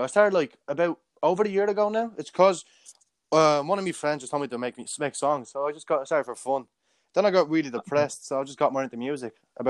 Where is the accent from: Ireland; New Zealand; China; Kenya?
Ireland; Dublin, Leinster; I'm from Cabra. I'm 17 years of age.